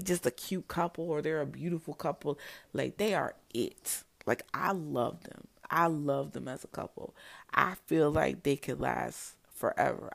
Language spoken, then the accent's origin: English; New Jersey, United States; I grew up in New Jersey